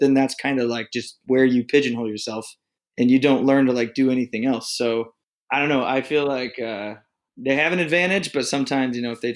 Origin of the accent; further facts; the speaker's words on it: Indiana, United States; I am from the great state of Indiana, born and raised right in the middle of a cornfield.